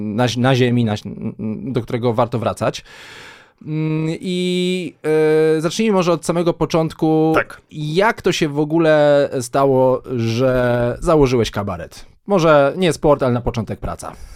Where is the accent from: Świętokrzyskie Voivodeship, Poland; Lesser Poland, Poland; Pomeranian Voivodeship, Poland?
Świętokrzyskie Voivodeship, Poland; Kielce; moved away; jako kielczanin